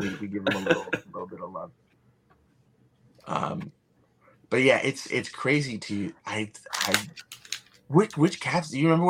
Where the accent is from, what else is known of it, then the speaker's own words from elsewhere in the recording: New York, United States; born there; I was born on Long Island, and I don't talk like that at all.